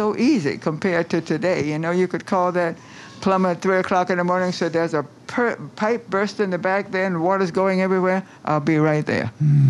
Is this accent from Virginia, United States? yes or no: yes; Virginia, United States; moved away as an adult; now in Washington, United States; Yeah, I came to Washington from Virginia.